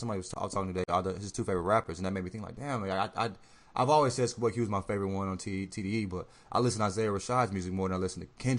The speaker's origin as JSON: {"language": "English", "region": "the South", "country": "United States", "tie": "born or raised there", "also_born_or_lived": "St. Louis, Missouri", "said": "I grew up in the South and all that shit. I was born in the Midwest"}